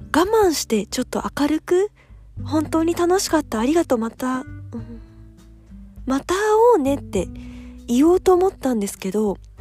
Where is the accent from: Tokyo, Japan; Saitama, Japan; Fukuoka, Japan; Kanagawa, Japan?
Tokyo, Japan; 自分東京生まれ東京育ち